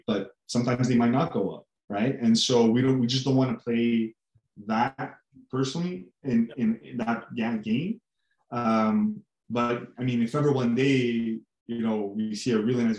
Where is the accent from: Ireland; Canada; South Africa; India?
Canada; we're originally from Canada. We still are Canadian based